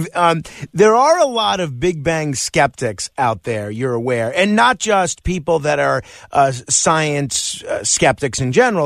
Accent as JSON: {"language": "English", "region": "New York", "country": "United States", "said": "I am a New Yorker."}